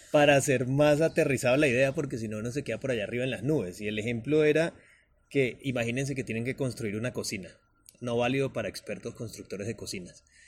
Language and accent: Spanish; Venezuela; moved away as an adult; also born or lived in Bogotá, Colombia; now in Medellín, Colombia; soy venezolano, con ya casi 12 años viviendo continuos acá en Colombia